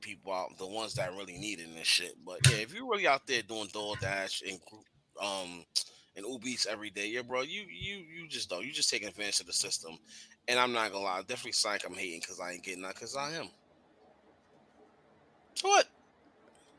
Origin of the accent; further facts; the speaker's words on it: New York, United States; I'm from New York.